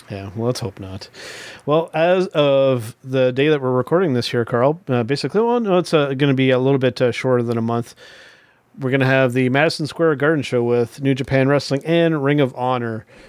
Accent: Canada; being Canadian wrestling fans

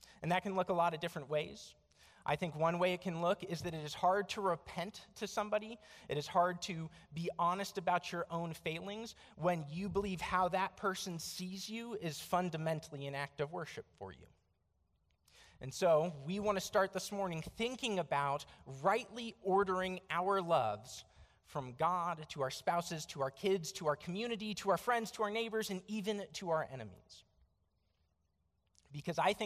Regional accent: United States; also born or lived in Tucson, Arizona; I am an American

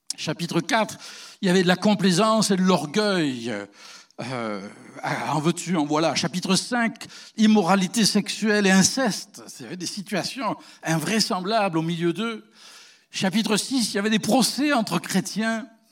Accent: France; now in Canada; chez nous, en Europe

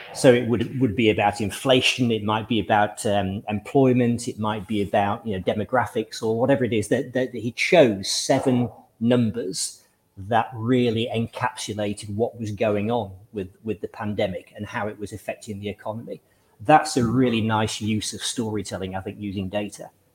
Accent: Lytham St Annes, North West England, United Kingdom; I grew up in in Lytham St Anne's in the northwest of England

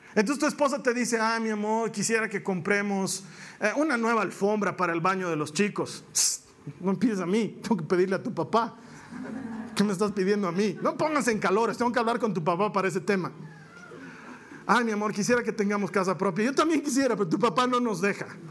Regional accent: Bolivia; en mi país

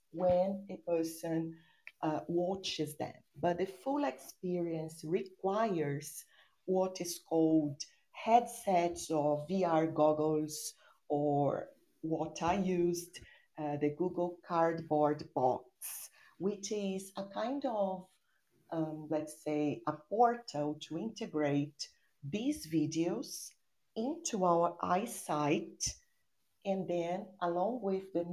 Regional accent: São Paulo, Brazil; English is a second language; I'm an English teacher from São Paulo, Brazil.

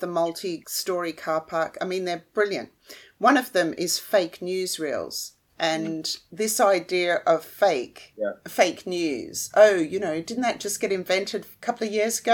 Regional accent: Melbourne, Victoria, Australia; I'm from Melbourne in Australia

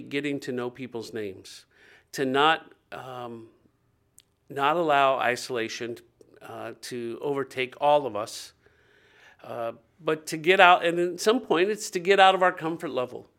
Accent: Dayton, Ohio, United States; I grew up in Dayton, Ohio, two forty West Norman, and I lived where all of our neighbors knew us

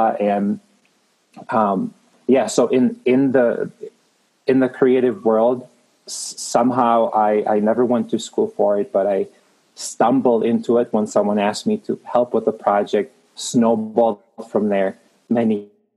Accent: Prague, Czechia; moved away as an adult; now in Denver, United States; I am Czech made. I was born in Prague in the Czech Republic. In a nutshell, came to the United States when I was 18 as an exchange student

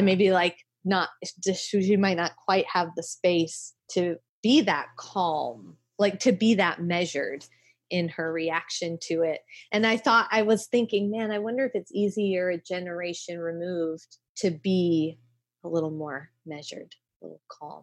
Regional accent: South Carolina, United States; now in New York City, United States; I grew up in South Carolina

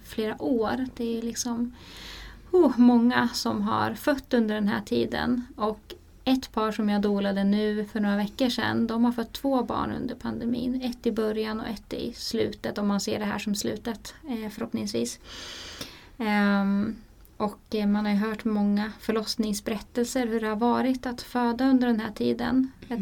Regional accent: Sweden

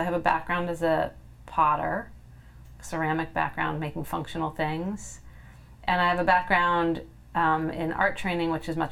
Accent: California, United States; I'm from California, and my home state is always on fire

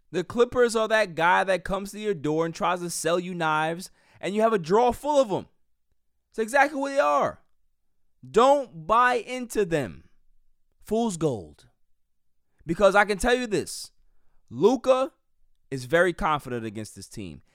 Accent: New York, United States; as a New Yorker

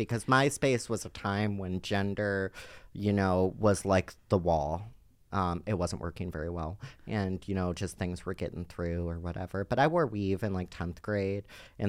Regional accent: Cleveland, Ohio, United States; And no one accepted me in my hometown of Cleveland, Ohio.

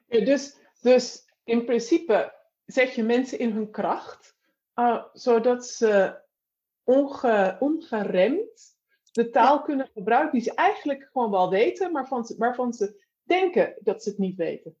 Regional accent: North Holland, Netherlands; ik kom uit, het, uit, zeg maar uit Noord-Holland

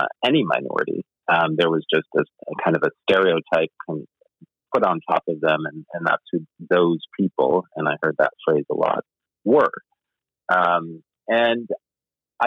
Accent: Rotterdam, New York, United States; A small town outside of Albany, New York, called Rotterdam

